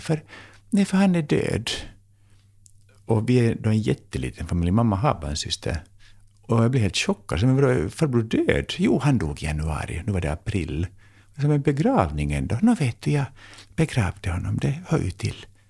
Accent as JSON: {"language": "Swedish", "country": "Finland", "also_born_or_lived": "United States", "moved": "yes", "lives_now": "Sweden", "said": "jag är finlandssvensk"}